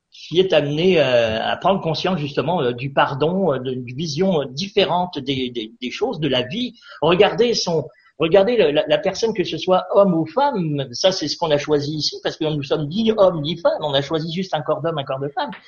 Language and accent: French; France; parce que je viens de la France, bien entendu, hein, et j'étais à Rochefort.